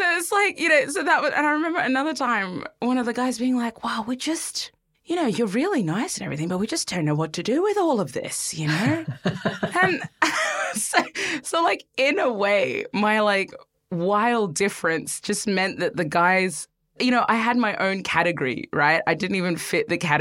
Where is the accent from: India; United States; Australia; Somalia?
Australia; Brisbane, Queensland; I was growing up in Brisbane in the 90s and 2000s.